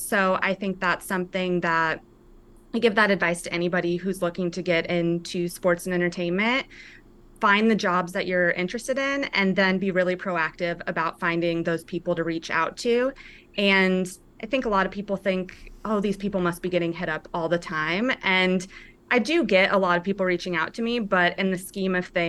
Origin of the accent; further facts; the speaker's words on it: United States; also born or lived in Arizona / Oregon; I grew up in Arizona and Oregon